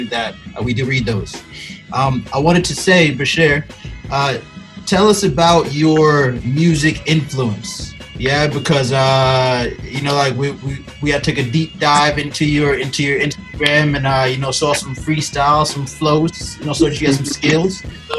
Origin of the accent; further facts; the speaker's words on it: New York, United States; moved away as an adult; now in Dubai, United Arab Emirates; Growing up in New York